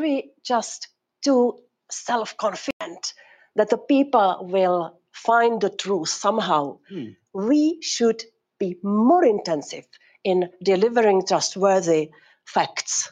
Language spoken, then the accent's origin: English; Prague, Czechia; I come from Prague, from Czech Republic